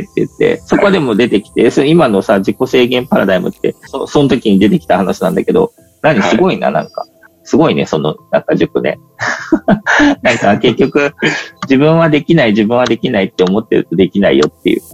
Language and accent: Japanese; Yamanashi, Japan; 山梨の中の、そういうちょっと勉強する学校にいて